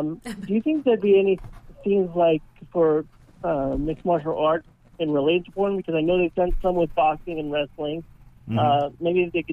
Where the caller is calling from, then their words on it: Florida, United States; Hi, Sweet Pea. I'm calling from Florida.